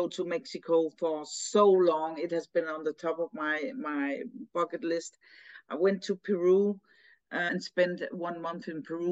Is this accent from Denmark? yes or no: yes; Denmark; I'm from Denmark and so brought up here, you know, grown up in this culture